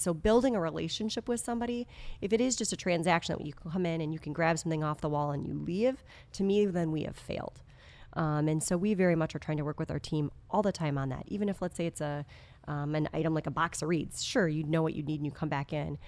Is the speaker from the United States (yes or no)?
yes; outside of Madison, Wisconsin, United States; moved away as an adult; now in Appleton, United States; I grew up actually outside of Madison.